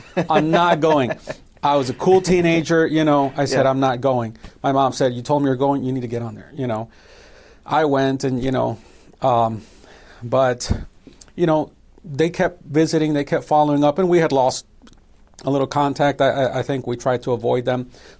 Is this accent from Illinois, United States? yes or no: yes; Chicago, Illinois, United States; My mother comes from Mexico, and my father was from Costa Rica. And they met in Chicago, and I was born and raised in Chicago.